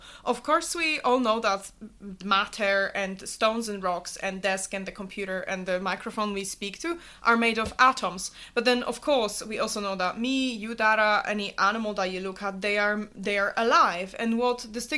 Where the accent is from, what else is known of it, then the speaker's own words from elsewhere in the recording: Poland; moved away as an adult; also born or lived in Glasgow, Scotland / Melbourne, Australia; now in Oxford, United Kingdom; I grew up and lived in Poland until I was 18, and I wanted to study abroad